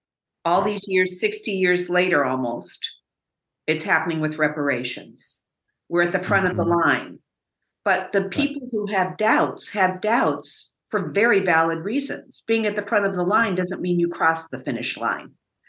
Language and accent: English; Evanston, Illinois, United States; tell something to as a self-described is a liberal Evanstonian. Because I have heard so often, but we're from Evanston, and not just white, but Black as well. We are different.